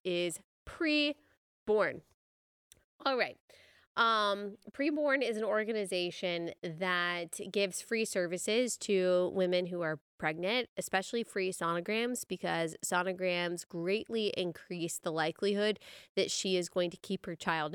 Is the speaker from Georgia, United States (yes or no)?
no; Texas, United States; I'm from Texas